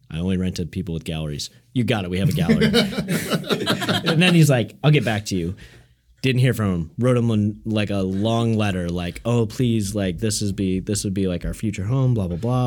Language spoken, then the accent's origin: English; Coal City, Illinois, United States; moved away as an adult; also born or lived in Chicago; now in Seattle, United States; I grew up in a small town, Cole City, Illinois